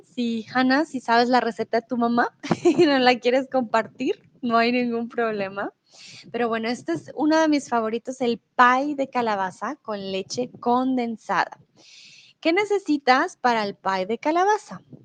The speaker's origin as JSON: {"language": "Spanish", "country": "Colombia", "also_born_or_lived": "Mexico", "moved": "yes", "lives_now": "Germany", "said": "comúnmente vivo en Alemania, soy de Colombia"}